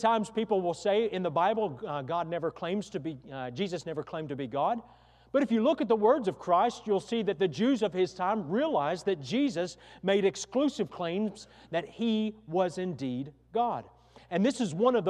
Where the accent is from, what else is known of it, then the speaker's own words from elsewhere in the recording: near Waco, Texas, United States; not far from my hometown where we grew up, about 45 minutes or an hour's drive